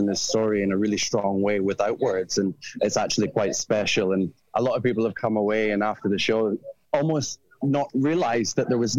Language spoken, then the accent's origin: English; Edinburgh, Scotland, United Kingdom; accent: Scottish; moved away as an adult; now in London, United Kingdom; I'm from Edinburgh originally, and then I came to London to study circus and do my degree, and I've been in London for maybe the last 10, 12 years